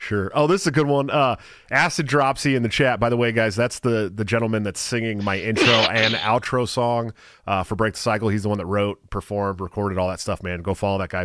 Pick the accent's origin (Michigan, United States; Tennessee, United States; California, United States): California, United States; the Bay Area; I'm from the Bay